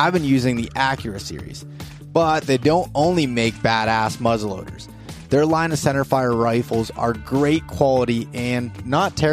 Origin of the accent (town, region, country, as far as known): Pennsylvania, United States